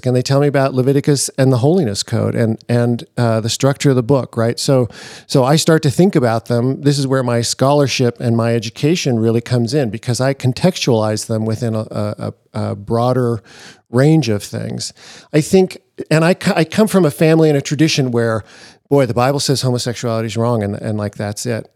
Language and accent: English; Seattle, Washington, United States; I grew up in Seattle.